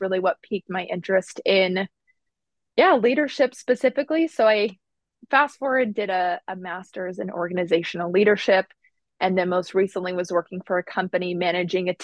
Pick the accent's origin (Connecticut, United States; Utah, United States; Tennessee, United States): Utah, United States; now in Midwest, United States; I'm originally from Utah, but I currently live in the Midwest